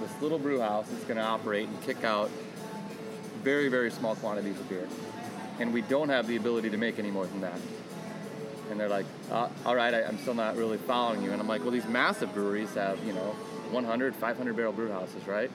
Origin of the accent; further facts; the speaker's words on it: New Hampton, Iowa, United States; also born or lived in Waterloo, Iowa / Cedar Falls, Iowa; I'm from New Hampton, which is an hour north.